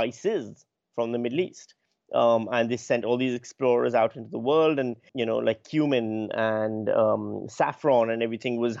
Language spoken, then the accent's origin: English; Pakistan; now in Australia; I'm that kid in Pakistan who just really got into science fiction and fantasy